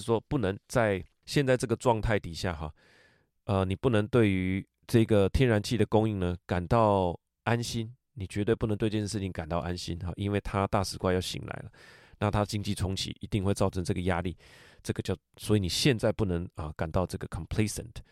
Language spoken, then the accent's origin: Chinese; Taiwan; 我们在台湾